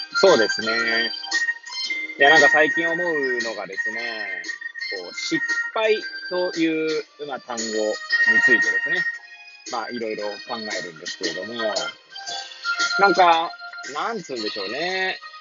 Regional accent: Hachioji, Tokyo, Japan; moved away as an adult; now in Kamaishi, Japan; 八王子生まれ八王子育ち震災の前の年から釜石で働く

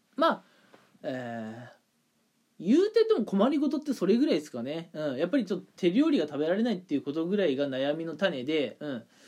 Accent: Toyama, Japan; now in Kanagawa, Japan; 普段いる神奈川からね、えー、地元の富山の方まで、うん。まあ、帰省するんですけれども

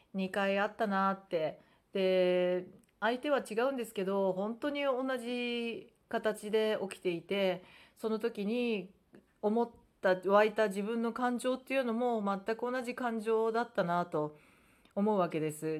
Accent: Japan; first language Japanese; もともとね生まれ育ったのが日本で日本人ですから

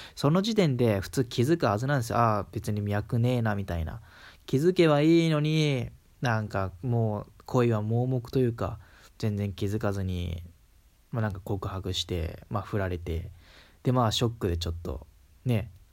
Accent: Kansai, Japan; accent: Kansai dialect; 普通に関西、関西出身だから、まあ、関西名ベラベラなんですけど

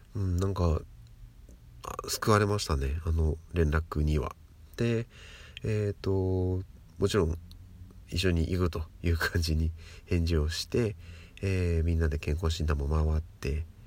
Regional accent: Tokyo, Japan; 私と同じ、えっと、東京出身

